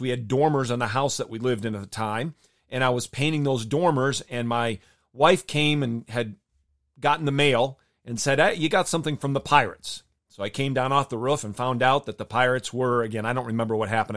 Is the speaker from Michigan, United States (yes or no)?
yes; Michigan, United States; I grew up in Michigan.